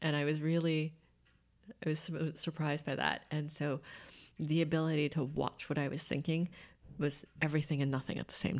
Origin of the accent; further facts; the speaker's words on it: Santa Maria, California, United States; Santa Maria, California.